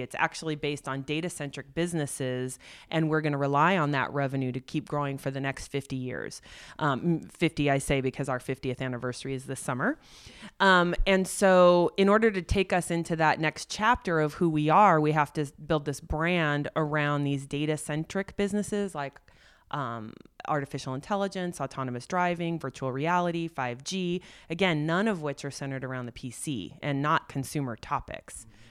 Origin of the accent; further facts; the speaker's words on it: Silicon Valley, California, United States; I grew up as an only child looking at my mom going to work every day in Silicon Valley